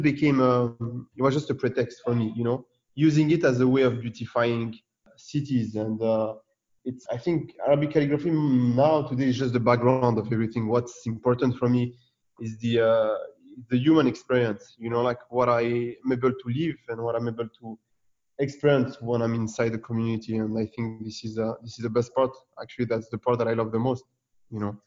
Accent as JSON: {"language": "English", "country": "France", "tie": "born or raised there", "said": "I'm born and raised in France, you know, from Tunisian parents"}